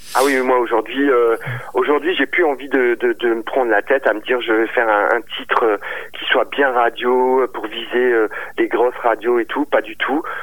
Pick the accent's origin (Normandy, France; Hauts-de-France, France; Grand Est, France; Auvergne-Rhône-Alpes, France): Grand Est, France; Strasbourg region; de la, région de Strasbourg